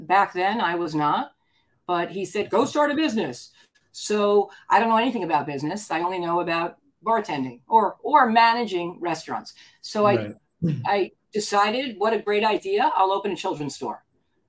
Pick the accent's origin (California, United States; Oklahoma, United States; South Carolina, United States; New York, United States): New York, United States; Scarsdale; moved away as an adult; also born or lived in Washington, D.C. / Arizona; I grew up in Scarsdale in Westchester